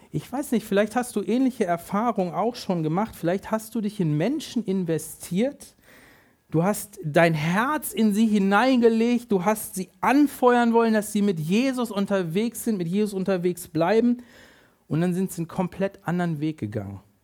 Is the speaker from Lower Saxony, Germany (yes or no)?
yes; near Hanover, Lower Saxony, Germany; ich bin in der Nähe von Hannover groß geworden